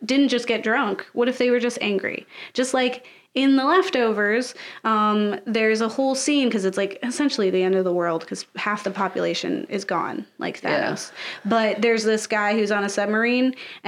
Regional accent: United States; being an American

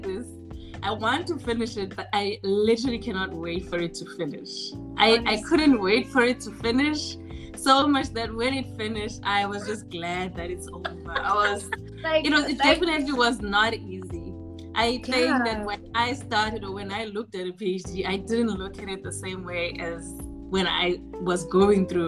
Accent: South Africa; moved away as an adult; now in Belgium; I'm South African by birth, I've lived most of my life in South Africa, then moved to Belgium a bit later, but grew up in South Africa.

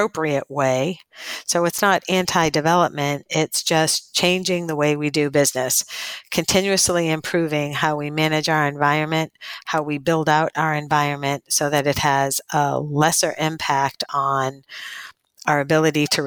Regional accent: Northeast, United States; moved away as an adult; also born or lived in coastal Alabama; now in Alabama, United States; I'm from the Northeast

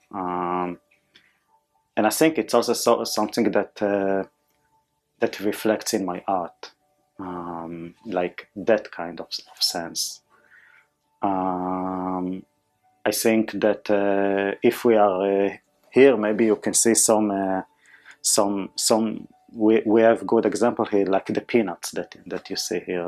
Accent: Israel; English is a second language; moved away; I born and raised in Israel

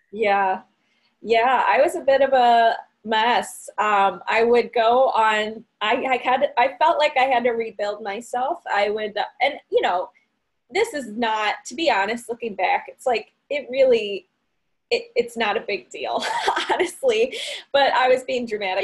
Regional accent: Barrington, Illinois, United States; I am from Barrington, Illinois, which is a northwest suburb in Illinois uh, about 45 minutes away from Chicago.

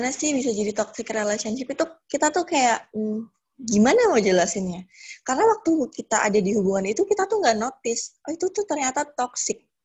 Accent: Purworejo, Central Java, Indonesia; also born or lived in Bekasi; now in Yogyakarta, Indonesia; Sebenarnya aku asli Purworejo, tapi aku emang tinggal lama banget di Bekasi dan baru pulang lagi ke Purworejo ini sekitar September. Terus sekarang aku lagi menetap di Jogja karena ada pekerjaan di sini.

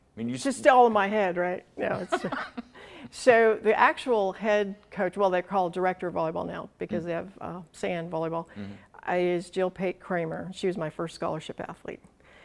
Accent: Colorado, United States; moved away; I am from Colorado. My parents were farmers.

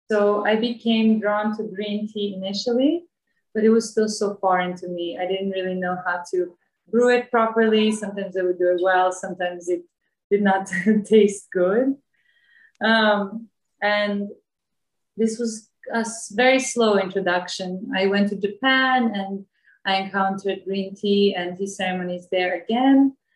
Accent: Bosnia & Herzegovina; moved away as an adult; now in Ubud, Indonesia; Before that, I was traveling and living in different parts of the world. And originally, I come from Bosnia.

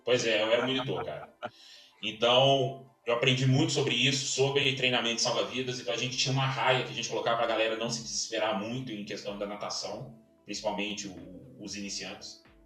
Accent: Belo Horizonte, Minas Gerais, Brazil; now in Brasília, Brazil; Sou mineiro, nascido em Belo Horizonte, hoje moro em Brasília, me considero hoje candango

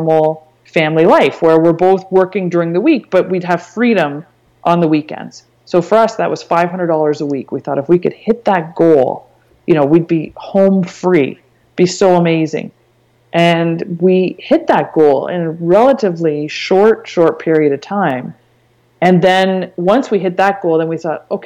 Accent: Canada; I'm Canadian and I wanted to stay and make my money and earn my living in Canada

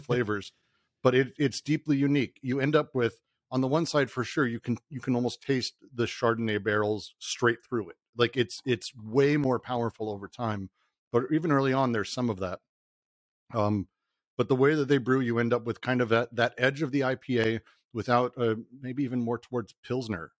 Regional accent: Denver, Colorado, United States; I grew up in Denver

